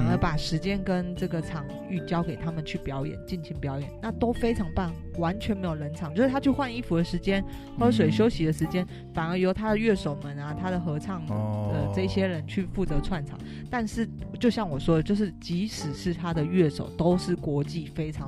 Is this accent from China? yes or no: no; Taiwan; 就是身为台湾人，我觉得以我们拥有